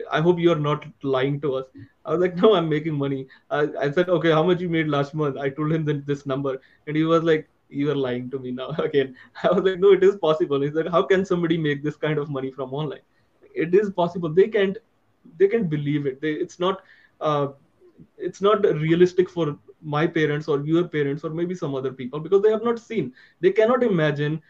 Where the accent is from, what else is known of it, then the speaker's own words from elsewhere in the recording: India; being an Indian